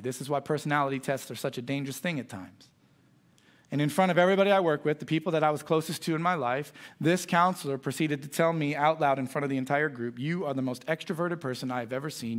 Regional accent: United States; I was raised in Boone County

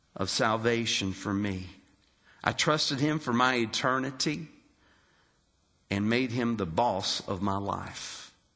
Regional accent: West Virginia, United States; moved away as an adult; also born or lived in Daytona Beach, Florida / North Carolina / Alabama / Arizona; I grew up in West Virginia in a loving home with my mother, my father, and my sister

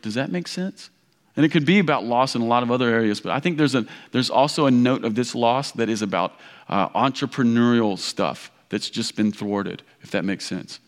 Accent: Kentucky, United States; moved away; I grew up in Kentucky. This sounds like home

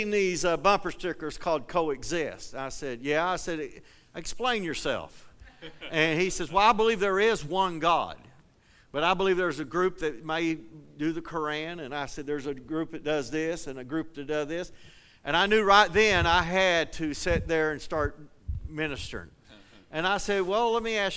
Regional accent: eastern Kentucky, United States; now in Colorado, United States; I grew up in eastern Kentucky, but I live in Colorado

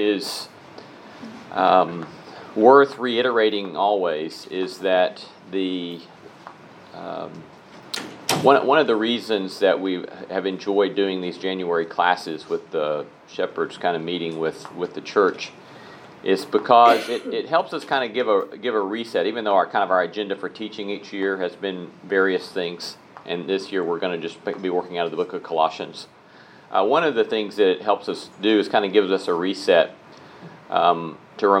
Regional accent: Alabama, United States; I was raised in Alabama Churches of Christ

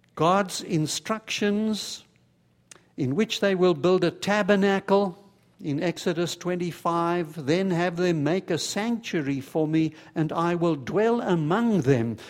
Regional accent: South Africa; moved away; as a boy growing up in South Africa, I had a whole bunch of Jewish friends

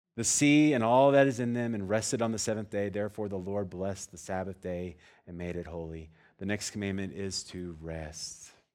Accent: Texas, United States; I'm from Texas

